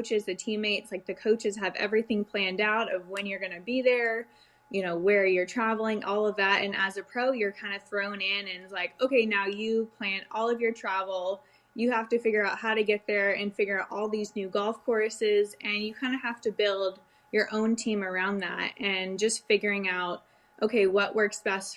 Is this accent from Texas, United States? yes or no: yes; Dallas, Texas, United States; also born or lived in Canada; I grew up in the Dallas area. My parents had moved down for work